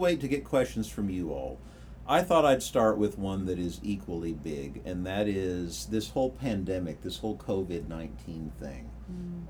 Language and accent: English; Kansas, United States; moved away as an adult; now in Lincoln, United States; where I grew up in Kansas, I'm still kind of new to Lincoln.